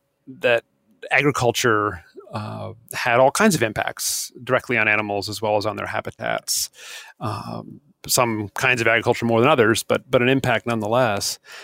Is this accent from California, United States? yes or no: no; New Hampshire, United States; also born or lived in Vermont; I grew up not hunting. I grew up fishing in New Hampshire and some in Vermont.